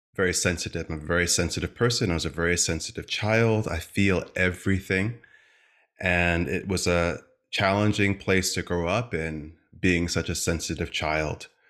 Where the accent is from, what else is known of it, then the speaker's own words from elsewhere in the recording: Stamford, Connecticut, United States; I come from the East Coast, from a town called Stamford, Connecticut. Small family, just my mom, my dad, my sister